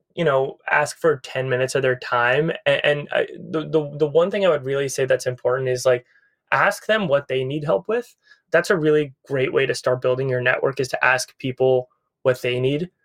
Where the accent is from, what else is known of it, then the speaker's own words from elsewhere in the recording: Needham, Massachusetts, United States; now in Los Angeles, United States; I'm from Massachusetts originally. I grew up in a suburb of Boston called Needham